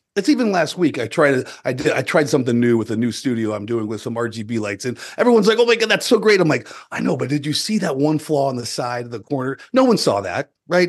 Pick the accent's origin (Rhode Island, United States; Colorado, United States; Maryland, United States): Colorado, United States; southeastern; I grew up on a farm and ranch in the southeastern corner of Colorado